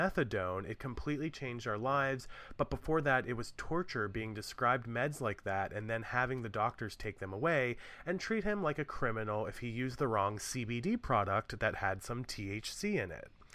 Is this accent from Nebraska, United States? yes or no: no; Maryland, United States; my hometown